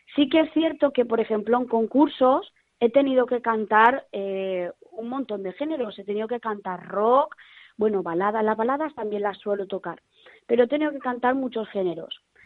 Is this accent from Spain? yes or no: yes; Valencia, Valencian Community, Spain; yo Valencia eh, me considero muy, muy valenciana, la tengo en mi alma y en mi corazón